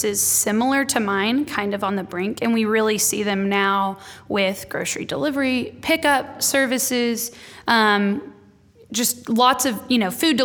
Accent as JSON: {"language": "English", "town": "Dallas", "region": "Texas", "country": "United States", "also_born_or_lived": "Waco, Texas", "said": "I was a communications major who has now started two businesses from the Dallas area, so just an hour and a half north."}